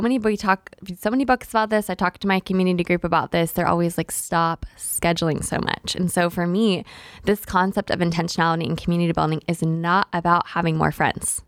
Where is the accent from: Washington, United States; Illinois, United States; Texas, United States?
Texas, United States; Tyler; moved away; also born or lived in Oklahoma; I'm originally from East Texas, from Tyler.